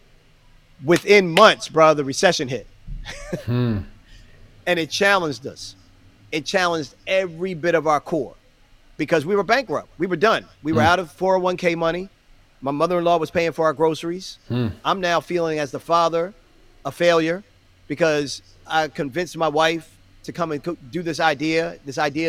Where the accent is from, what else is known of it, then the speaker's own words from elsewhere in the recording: Baltimore, Maryland, United States; Baltimore, which was my hometown